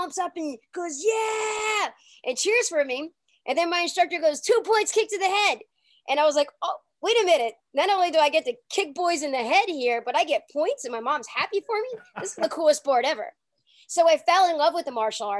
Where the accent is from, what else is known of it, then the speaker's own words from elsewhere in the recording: New Orleans, Louisiana, United States; when I was younger, growing up in New Orleans, it was in the 80s